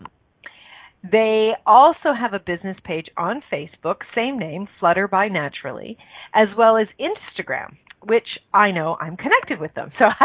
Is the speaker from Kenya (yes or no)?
no; Canada; born in Canada, which is my home country